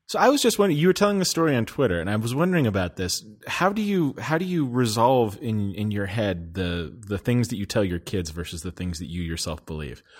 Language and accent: English; Colorado, United States; also born or lived in Denver; I grew up in Colorado